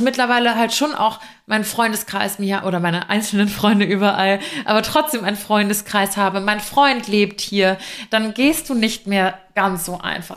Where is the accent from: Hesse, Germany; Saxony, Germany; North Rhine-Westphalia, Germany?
Hesse, Germany; Frankfurt area; moved away as an adult; also born or lived in Giessen; now in Munich, Germany; in Frankfurt, aus der Ecke, wo ich herkomme